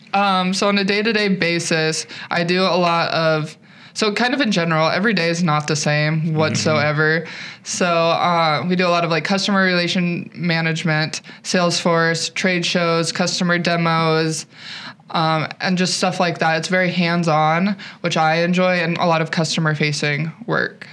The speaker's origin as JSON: {"language": "English", "region": "Eastern Montana", "country": "United States", "moved": "as an adult", "lives_now": "South Dakota, United States", "said": "I'm originally from Eastern Montana"}